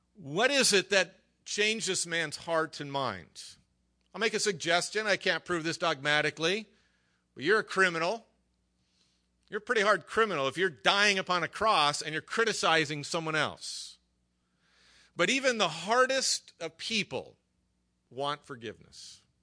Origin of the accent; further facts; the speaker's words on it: Hacienda Heights, California, United States; also born or lived in La Mirada, California; I was raised over in Hacienda Heights.